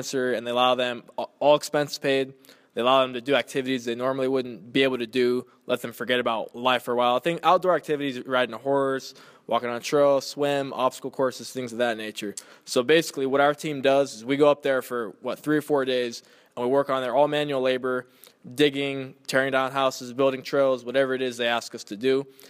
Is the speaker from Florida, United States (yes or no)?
no; Inland Empire, California, United States; I was born and raised in the Inland Empire.